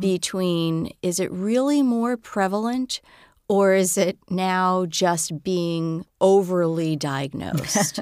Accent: New York City, New York, United States; I hail from the Bronx

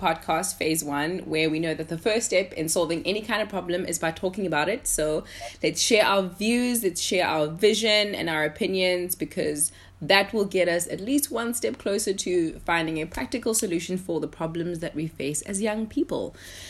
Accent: Eastern Cape, South Africa; today's entrepreneur is actually from the Western Cape and I'm from the Eastern Cape.

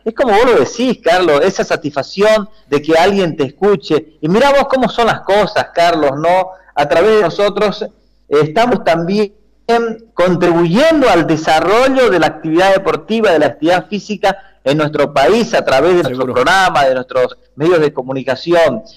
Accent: Bolivia; como boliviano

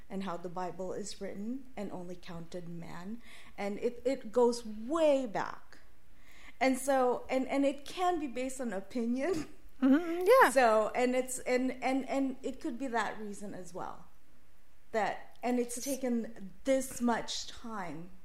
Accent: Philippines; moved away; I'm obviously Filipino

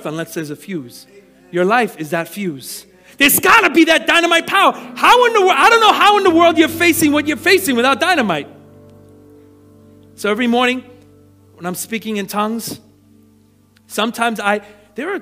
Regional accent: New York City, New York, United States; growing up in Brooklyn

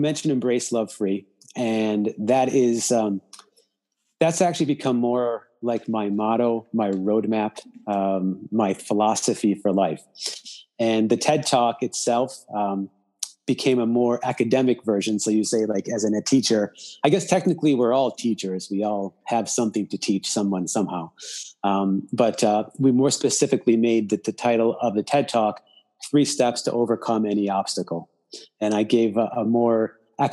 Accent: Chicago, Illinois, United States; moved away as an adult; also born or lived in Indiana; now in Los Angeles, United States; I am originally from Chicago

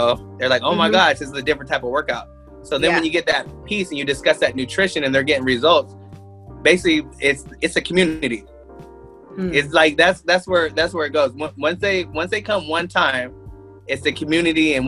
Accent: Tacoma, Washington, United States; moved away as an adult; also born or lived in Spokane, Washington; I'm from Tacoma, Washington. When I moved mm-hmm. here, when I moved here to go to school at Eastern

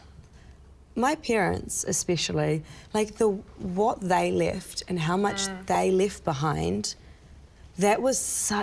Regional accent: Nelson, New Zealand; born or raised there; also born or lived in Iran

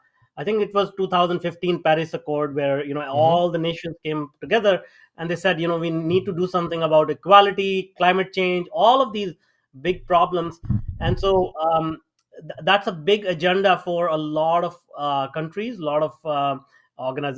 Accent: India; moved away; I grew up in India, if people can tell from my accent. I grew up in India.

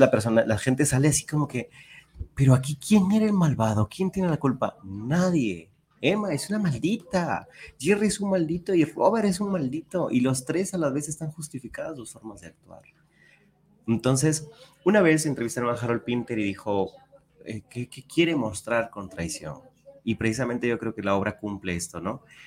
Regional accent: Peru; moved away as an adult; now in Guadalajara, Mexico; soy peruano de nacimiento, tengo aquí siete años

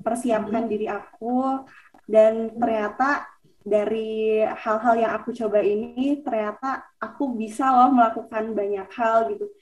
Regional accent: Garut, West Java, Indonesia; now in Bogor, Indonesia; Aku asalnya dari Garut, Jawa Barat

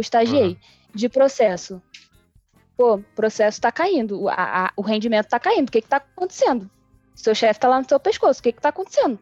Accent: Brazil; eu sou brasileira

